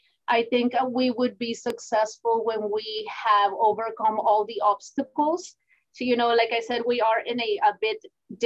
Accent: Houston, Texas, United States; now in Laredo, United States; I grew up in Houston, Texas

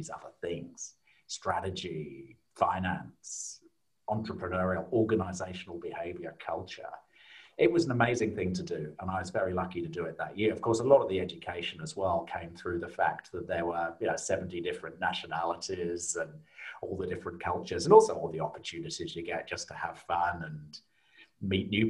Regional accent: South Lincolnshire, East Midlands, United Kingdom; now in Australia; I grew up in a small town in South Lincolnshire in the UK

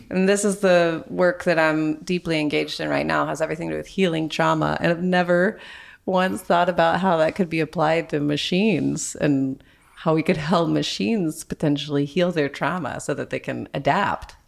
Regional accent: Texas, United States; now in Wisconsin, United States; I grew up in Texas, but now I live in Wisconsin

